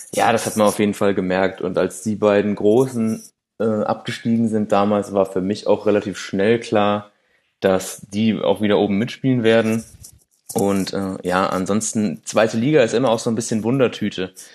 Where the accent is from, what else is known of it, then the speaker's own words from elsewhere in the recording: Düsseldorf, North Rhine-Westphalia, Germany; now in Leichlingen, Germany; Ich bin in Düsseldorf geboren, wohne aber leider in Leichlingen